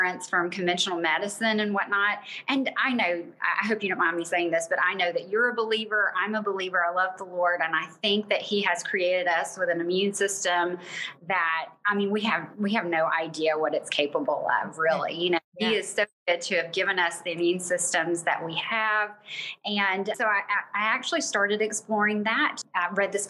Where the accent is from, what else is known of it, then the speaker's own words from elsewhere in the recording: Bossier City, Louisiana, United States; moved away as an adult; also born or lived in Ruston, Louisiana / Florida / Georgia; I grew up in Louisiana. My dad was military. We were stationed at Barksdale, graduated from Bossier High